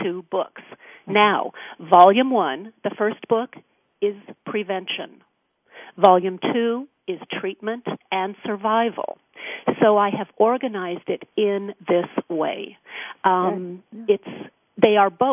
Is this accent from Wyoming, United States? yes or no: yes; Wyoming, United States; now in California, United States; I was born in Wyoming